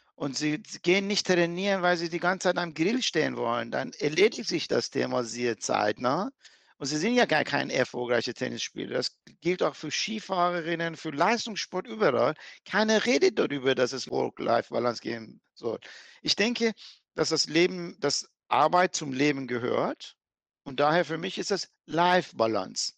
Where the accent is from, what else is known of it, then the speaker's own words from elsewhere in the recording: Iran; now in Germany; ich bin geborener Iraner, ich bin Perser